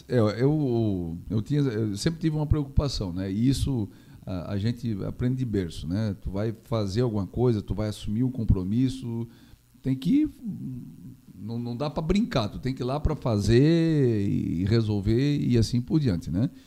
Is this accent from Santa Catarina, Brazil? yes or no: yes; Gaspar, Santa Catarina, Brazil; also born or lived in Blumenau; E a vida nossa foi sempre Gaspar, né? é, desde criança.